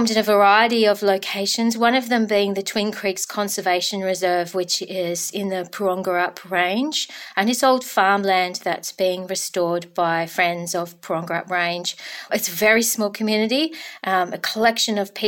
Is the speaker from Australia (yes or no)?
yes; Denmark, Western Australia, Australia; my hometown of Denmark, Kurrabatbilia.